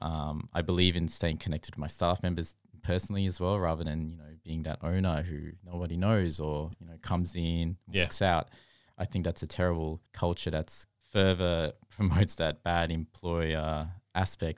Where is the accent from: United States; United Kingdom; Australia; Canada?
Australia; growing up in Australia